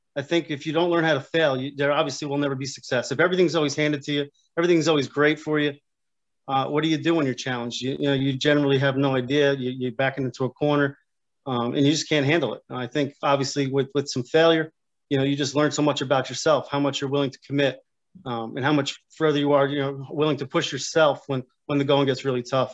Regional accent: Union Beach, New Jersey, United States; also born or lived in Keyport, New Jersey; I grew up in Union Beach, which is uh, obviously the neighboring town

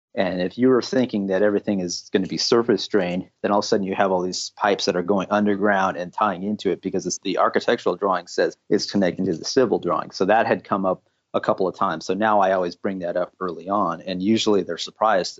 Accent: California, United States; I was originally born and raised in California

